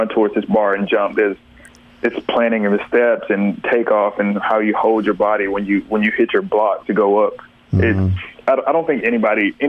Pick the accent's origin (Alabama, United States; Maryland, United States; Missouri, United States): Alabama, United States; Tuscaloosa; now in Vicksburg, United States; We're from Tuscaloosa, so we used to go to Birmingham to Crossplex